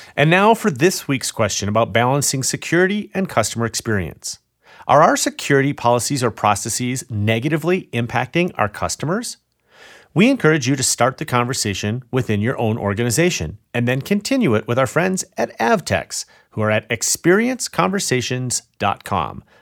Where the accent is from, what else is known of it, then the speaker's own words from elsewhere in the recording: Chicago, Illinois, United States; my hometown of Chicago.